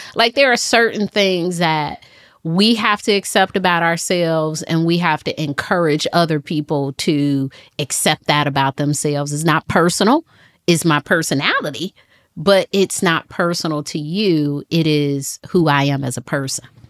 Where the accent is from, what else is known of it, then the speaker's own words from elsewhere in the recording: Detroit, Michigan, United States; now in Charlotte, United States; I moved to Charlotte from Detroit. I'm from Detroit. I moved to Charlotte 2009